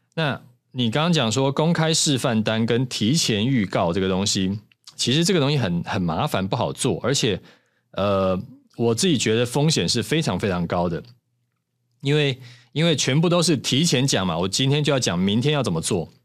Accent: Taiwan; 咱们台湾人

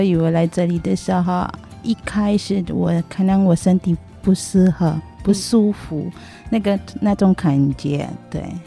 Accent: Philippines; Chinese is a second language; moved away as an adult; also born or lived in Chiayi, Taiwan; now in Taiwan; Tagalog是我们的方言

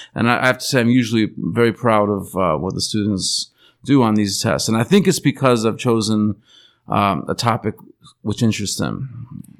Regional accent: Buffalo, New York, United States; moved away as an adult; also born or lived in Alaska; now in Taiwan; I come from Buffalo, New York.

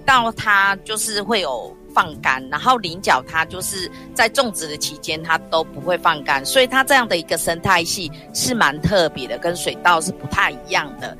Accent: Taichung, Taiwan; moved away as an adult; now in Tainan, Taiwan; 我是台中人，我那时候有加入台湾省野鸟协会，现在改名台湾野鸟协会

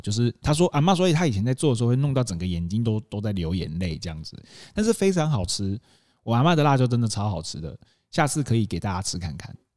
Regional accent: Taitung, Taitung County, Taiwan; 我们家，我们小时候都在台东长大这样子

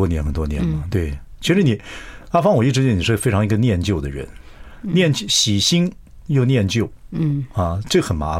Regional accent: southern Taiwan, Taiwan; 我的心情是喜欢带新人，因为我是南部孩子，我知道一个人要出来很难。

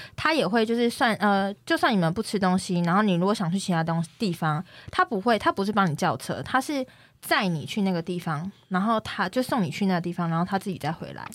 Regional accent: Longtan, Taoyuan, Taiwan; 我来自乡下，我， 我是龙潭人，我骄傲

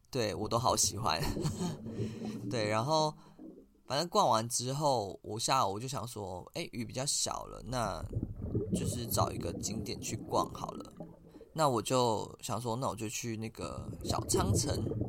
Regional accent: Taiwan; accent: Taiwanese; 我是台湾人

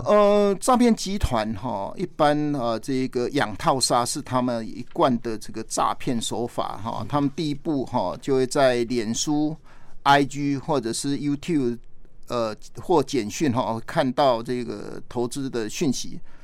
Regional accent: Taiwan; 我们台湾人

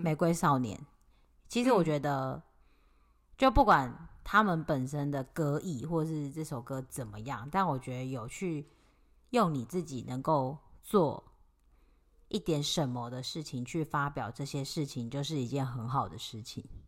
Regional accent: Taipei, Taiwan; 我那时候小时候住在台北

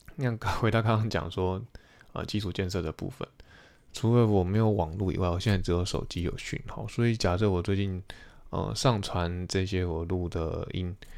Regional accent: Taiwan; moved away as an adult; also born or lived in United States; 对于我们一个台湾人而言，过去对于美国文化或是美国征财环境不是那么熟悉

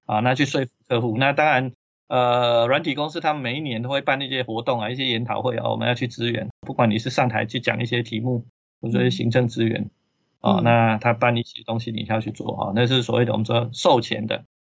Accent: Taiwan; 我们台湾这边

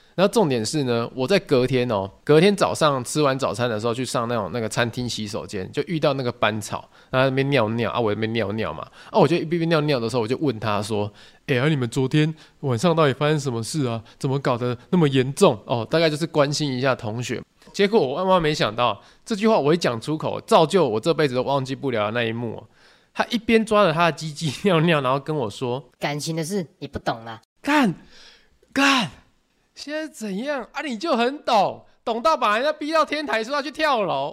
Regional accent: Tainan, Taiwan; 我是台南人嘛，所以那种国小远足就是跑三六九

